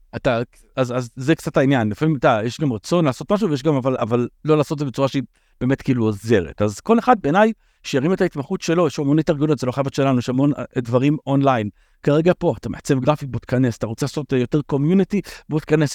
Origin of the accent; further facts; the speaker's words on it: Israel; אנחנו ישראלים